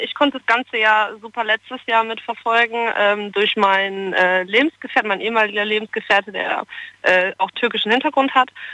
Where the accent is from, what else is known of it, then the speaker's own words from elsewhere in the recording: Friesland, Lower Saxony, Germany; moved away as an adult; now in Stuttgart, Germany; ich komme ja 700 Kilometer von hier aus dem schönen aus Friesland.